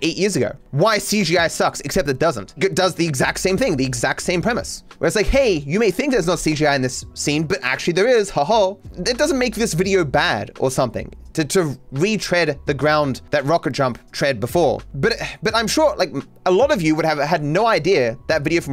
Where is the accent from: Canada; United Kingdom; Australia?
Australia; I'm Australian